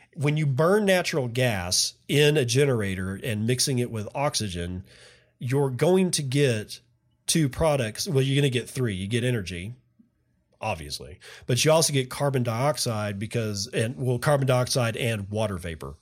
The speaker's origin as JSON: {"language": "English", "area": "Permian Basin", "region": "Texas", "country": "United States", "tie": "born or raised there", "said": "I grew up in the Permian Basin"}